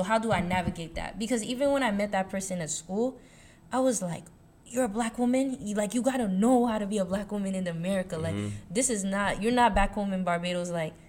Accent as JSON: {"language": "English", "region": "New York", "country": "United States", "tie": "born or raised there", "moved": "yes", "said": "I was born and raised in New York, but because New York is, like, where I am is so, like, Caribbean, I immediately will tell my friends back home I'm Haitian instead of saying, oh, I'm from New York."}